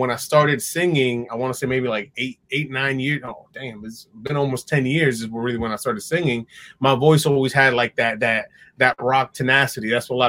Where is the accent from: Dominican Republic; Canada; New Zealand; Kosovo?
Dominican Republic; also born or lived in New York; even though I was born in New York and had like all this shifting and moving around, I started setting my roots when I was in Dominican Republic.